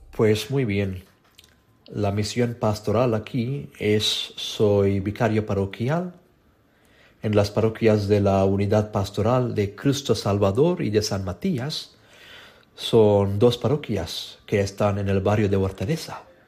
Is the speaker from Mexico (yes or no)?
no; India